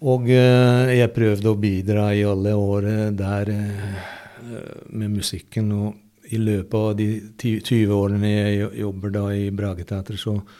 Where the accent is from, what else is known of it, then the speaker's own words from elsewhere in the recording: Hungary; Norwegian is a second language; moved away as an adult; also born or lived in Budapest; now in Norway; i hjembyen min